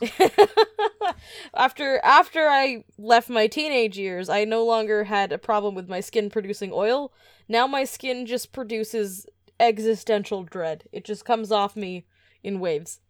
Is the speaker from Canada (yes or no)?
yes; Edmonton, Alberta, Canada; we come from Edmonton